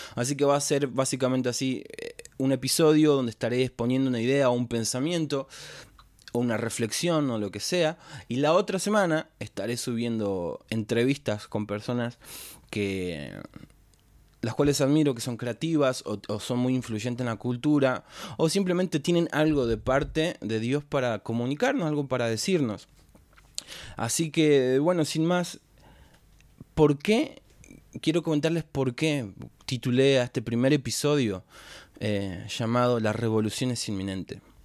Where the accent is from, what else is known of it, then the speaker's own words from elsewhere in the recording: Florencio Varela, Buenos Aires Province, Argentina; soy de Florencio Varela, de zona sur, Argentina, tengo 26 años